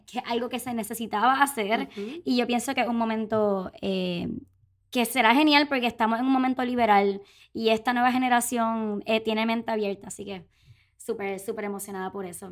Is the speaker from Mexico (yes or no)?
no; Puerto Rico; boricua, tripera